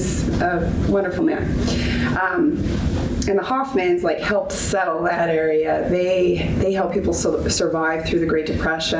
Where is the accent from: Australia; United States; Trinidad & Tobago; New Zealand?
United States; Denver, Colorado; moved away as an adult; also born or lived in Nebraska; now in Canada; I grew up in Denver, Colorado, went to school in Nebraska.